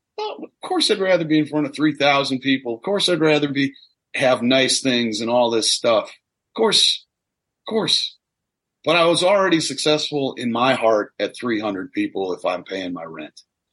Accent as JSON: {"language": "English", "region": "Midwest", "country": "United States", "said": "obviously I'm from the Midwest. I have no trouble talking."}